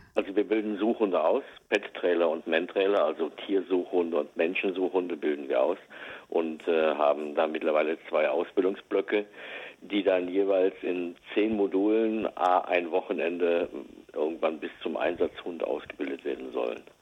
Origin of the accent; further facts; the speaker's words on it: Westerwald, Rhineland-Palatinate, Germany; ich komme aus dem Westerwald